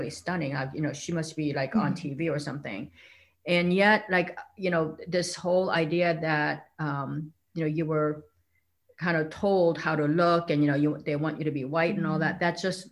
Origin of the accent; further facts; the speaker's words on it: South Korea; moved away; I grew up in South Korea where women were supposed to be kind of quiet.